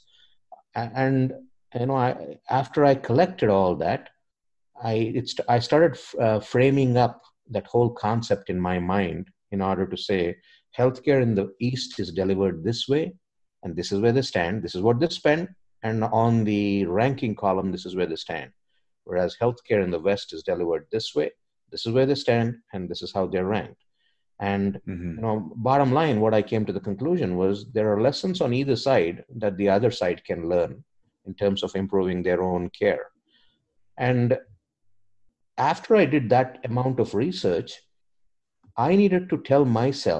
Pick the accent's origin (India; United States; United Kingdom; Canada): India; moved away; I'm an immigrant. You know, I came from India